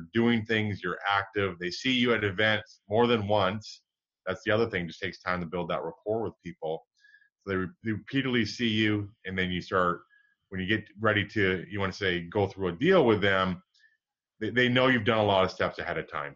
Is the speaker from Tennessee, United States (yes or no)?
no; Michigan, United States; moved away; I grew up in Michigan